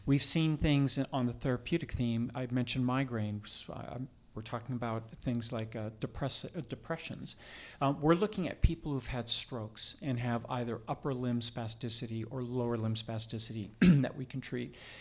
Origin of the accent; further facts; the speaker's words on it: Canada; moved away as an adult; also born or lived in Toronto, Canada / Vancouver, Canada; now in United States; I am Canadian born. I, I trained in Toronto, medical school in Toronto, and then practiced in Vancouver, British Columbia for twenty years